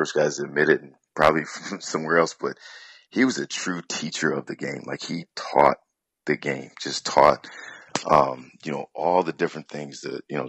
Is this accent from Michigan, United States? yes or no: yes; Detroit, Michigan, United States; born and raised in Detroit, Michigan